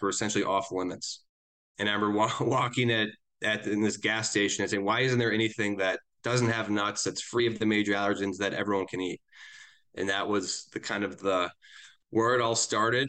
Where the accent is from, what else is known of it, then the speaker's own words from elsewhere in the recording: Eden Prairie, Minnesota, United States; moved away as an adult; also born or lived in Chicago / Wisconsin / Indiana; now in Denver, United States; I grew up in Minneapolis, uh, originally, a suburb called Eden Prairie